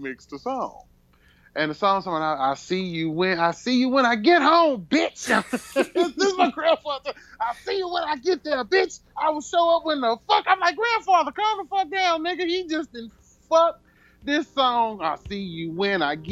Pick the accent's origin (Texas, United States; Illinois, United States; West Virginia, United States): Texas, United States; Houston; I'm from Houston